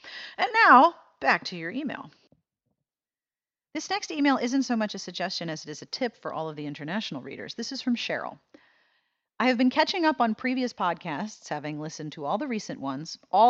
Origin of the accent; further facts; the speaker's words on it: Chicago, Illinois, United States; It takes place in my hometown of Chicago, and she gets it so right. I know all these places. I've eaten in those restaurants.